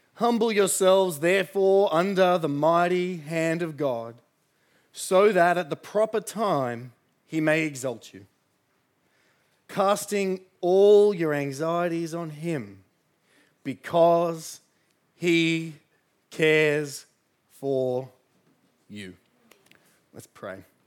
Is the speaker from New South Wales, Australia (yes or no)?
yes; Sydney, New South Wales, Australia; I grew up in the Shire.